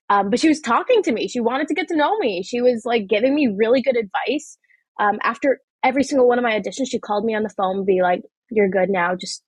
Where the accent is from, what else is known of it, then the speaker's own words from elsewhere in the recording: Pakistan; outside of being a Pakistani, you know, Muslim 16-year-old girl.